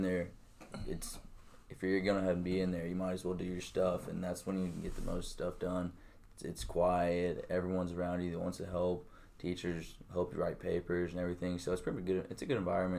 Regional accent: Germantown, Tennessee, United States; I'm from Germantown. It's right outside Memphis. Went to Houston

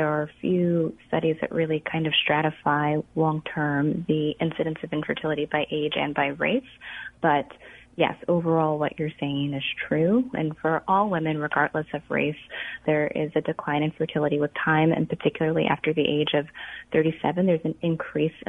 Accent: Illinois, United States; I'm born and raised in Illinois, so this is home for me

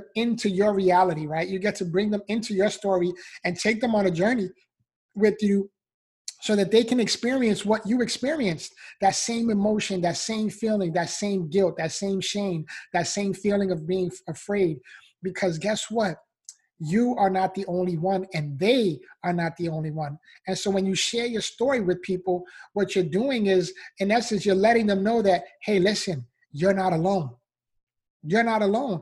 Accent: New York City, New York, United States; I was born and raised in the Bronx, New York

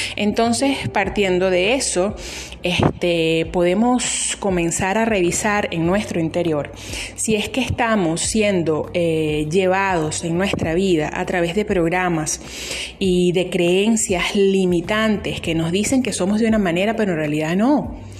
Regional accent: Venezuela; Soy venezolana y sí, estoy en Venezuela

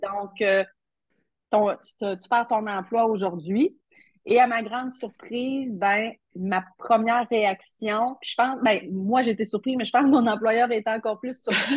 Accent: Matane, Quebec, Canada; je suis euh, matanaise d'origine

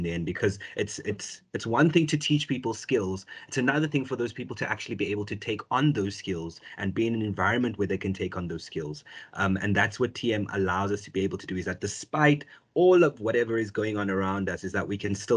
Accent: South Africa; born or raised there

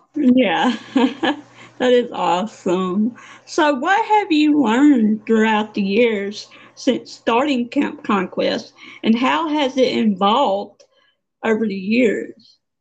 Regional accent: Mississippi, United States; I'm from Mississippi.

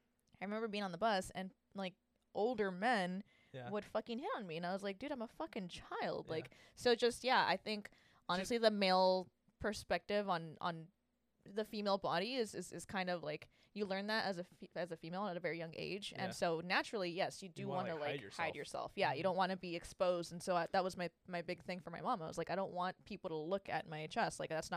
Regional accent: Santa Ana, California, United States; I grew up in Santa Ana. I grew up actually kind of everywhere, but mainly in Santa Ana.

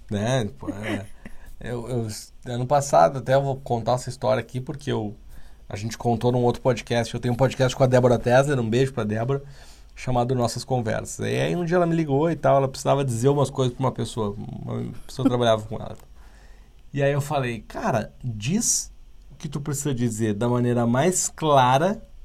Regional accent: Porto Alegre, Rio Grande do Sul, Brazil; now in São Paulo, Brazil; eu não sou daqui, eu sou do Sul e, e moro aqui há alguns anos já

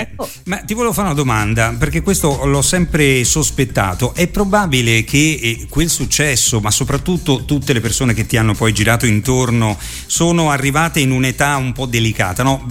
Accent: Rome, Lazio, Italy; essendo io di Roma

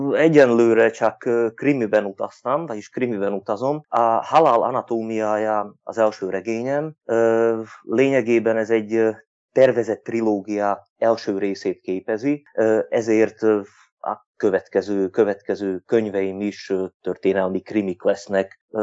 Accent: Turňa nad Bodvou, Košice Region, Slovakia; felvidéki magyar vagyok, egy Kassához közeli községben lakom, Tornán

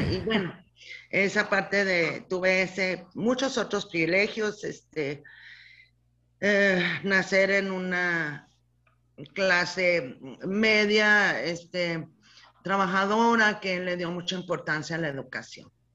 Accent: Casas Grandes, Chihuahua, Mexico; now in Ciudad Juárez, Mexico; yo nací aquí en Ciudad Juárez, hace como mil años, no te creas, en 1954. O sea que ahorita este año ya cumplo 67 años. Nací aquí en Juárez, toda la familia de mi papá aquí en Juárez, abuelos, abuela, todo, pero yo crecí en casas grandes

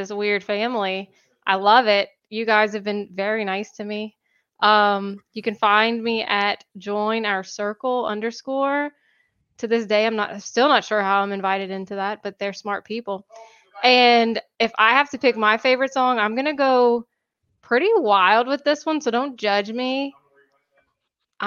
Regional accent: Louisiana, United States; I'm from Louisiana, so I'm very southern.

